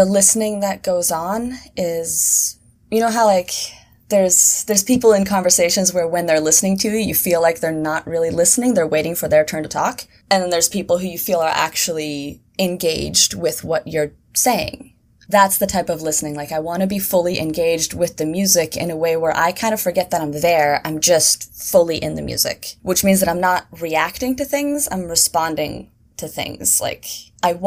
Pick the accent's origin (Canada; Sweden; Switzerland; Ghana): Sweden; moved away as an adult; also born or lived in Seattle, United States; now in New York, United States; I moved from Sweden to Seattle when I was 18